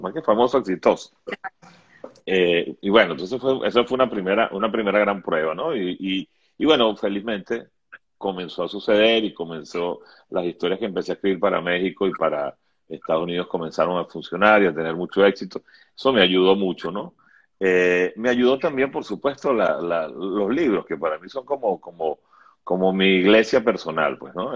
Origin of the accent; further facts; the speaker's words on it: Venezuela; moved away as an adult; yo nací con la democracia venezolana, y yo viví 40 años de democracia